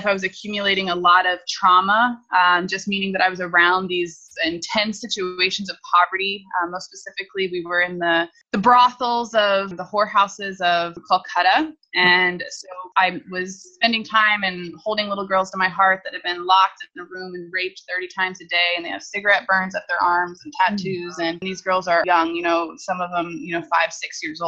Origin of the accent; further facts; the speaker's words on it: Indianapolis, Indiana, United States; I was born in Indianapolis, Indiana, in the Midwest, in the United States, to a wonderful, loving family.